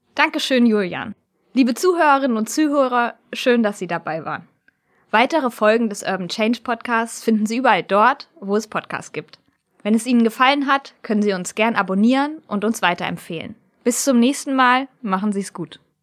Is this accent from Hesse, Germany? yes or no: yes; near Kassel, Hesse, Germany; Ich komme ja aus der Nähe von Kassel